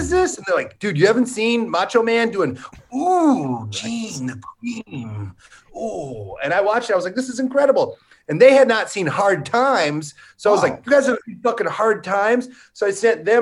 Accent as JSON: {"language": "English", "area": "the Mississippi", "region": "Midwest", "country": "United States", "tie": "born or raised there", "said": "I grew up on the Mississippi, and we were just on that fucker every day in the summer with somebody's dad's boat"}